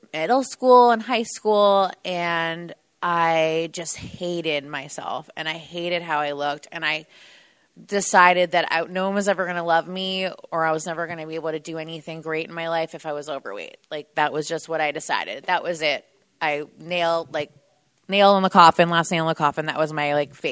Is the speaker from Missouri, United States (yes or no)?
no; New Jersey, United States; moved away; I'm originally from New Jersey